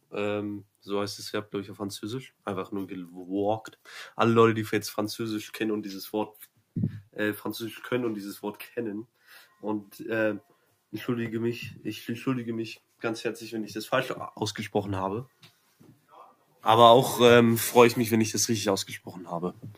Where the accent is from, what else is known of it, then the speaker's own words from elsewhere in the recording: Berlin, Germany; moved away; Ich komme aus Berlin